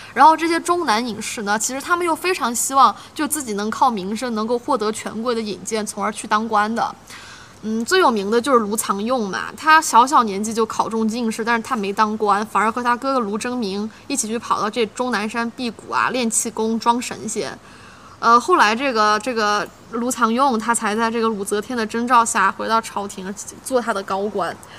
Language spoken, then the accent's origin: Chinese; China; 但是我们中国人最熟悉的这个所谓的逆社会时钟